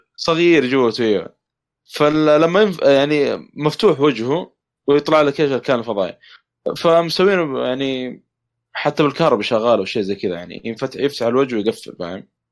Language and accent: Arabic; Saudi Arabia; عندنا في السعوديه